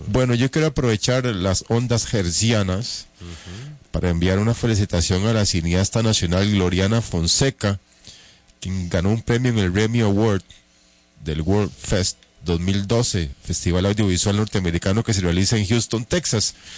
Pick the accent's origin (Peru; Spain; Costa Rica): Costa Rica; somos todos los costarricenses